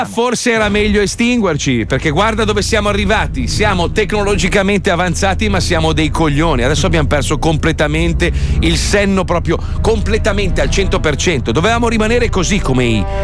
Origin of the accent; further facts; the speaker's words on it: Milan, Lombardy, Italy; also born or lived in Taranto; Io sono milanese, lo posso dire.